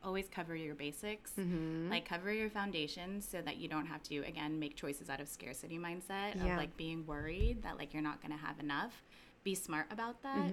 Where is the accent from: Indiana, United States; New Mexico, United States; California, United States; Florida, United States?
California, United States; Hayward; also born or lived in Philippines; I was born in Hayward